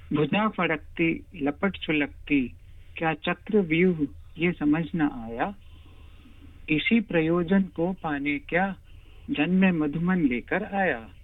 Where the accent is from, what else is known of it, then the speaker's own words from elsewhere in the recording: Ajmer, Rajasthan, India; moved away as an adult; also born or lived in Mumbai / Delhi; now in Australia; अजमेर शहर से हूँ राजस्थान में जी और ऑस्ट्रेलिया आए मुझे दस साल हो गए हैं मेरे दो पुत्र हैं एक यूनिवर्सिटी में अभी ग्रेजुएट हुआ है और दूसरा अभी हाई स्कूल में जा रहा है बचपन में मेरी सारी पढ़ाई लिखाई ज्यादातर अजमेर में हुई